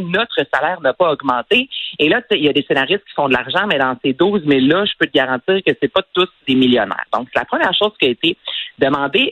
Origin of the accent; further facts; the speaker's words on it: Quebec, Canada; je suis québécoise